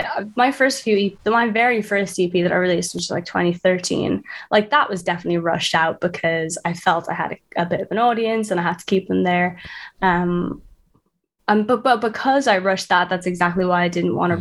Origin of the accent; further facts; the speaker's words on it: Dublin, Leinster, Ireland; now in London, United Kingdom; I'm from Dublin, and I live in London